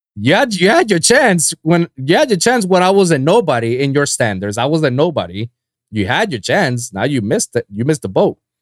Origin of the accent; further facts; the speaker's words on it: Guaynabo, Puerto Rico; moved away as an adult; now in Miami, United States; I'm from Guaynabo, next to San Juan.